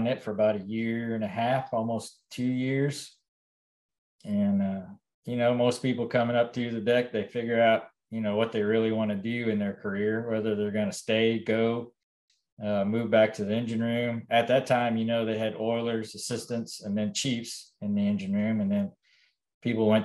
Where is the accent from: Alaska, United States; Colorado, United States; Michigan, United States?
Alaska, United States; moved away as an adult; Growing up in Alaska